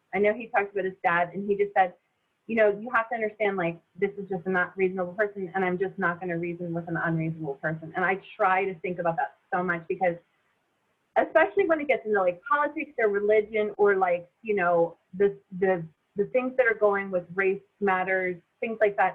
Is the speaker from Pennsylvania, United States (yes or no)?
yes; near Philadelphia, Pennsylvania, United States; moved away as an adult; I grew up near Philly, super diverse community